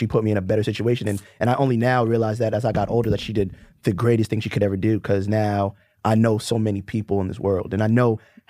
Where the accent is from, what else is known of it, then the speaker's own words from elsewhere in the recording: New York City, New York, United States; I'm from Brooklyn. It's not the easiest place to grow up in.